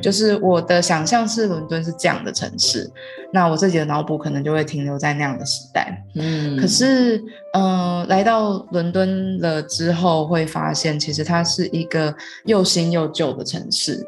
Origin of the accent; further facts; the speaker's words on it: Taiwan; moved away as an adult; also born or lived in London; 然后也让他们知道我们的文化，对，就是像是呃台湾人啊